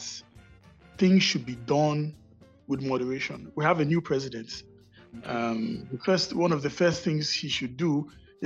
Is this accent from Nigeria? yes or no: yes; Nigeria; also born or lived in Lagos / Abuja; I'm a Nigerian. I work in Abuja, although I live in Lagos